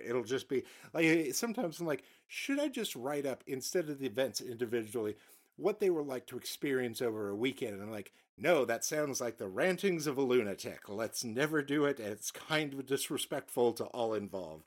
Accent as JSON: {"language": "English", "country": "United States", "said": "as an American"}